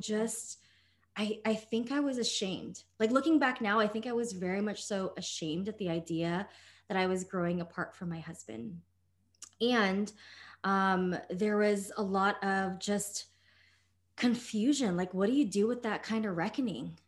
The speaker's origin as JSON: {"language": "English", "country": "United States", "tie": "born or raised there", "said": "I grew up as a Filipino American and daughter of immigrants"}